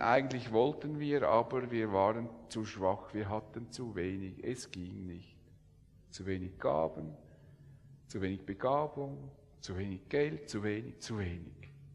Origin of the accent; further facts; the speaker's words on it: Switzerland; wir Schweizer